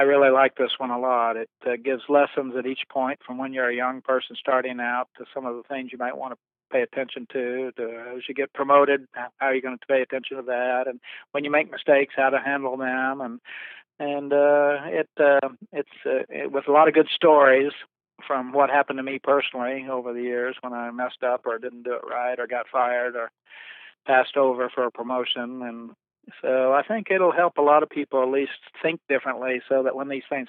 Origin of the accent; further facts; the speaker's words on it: Ardmore, Oklahoma, United States; moved away as an adult; also born or lived in Bartlesville, Oklahoma / Dallas, Texas; I was born in Bartlesville, Oklahoma, and I lived there till I was in about the fifth or sixth grade. And then we moved to Ardmore, and I grew up in Ardmore.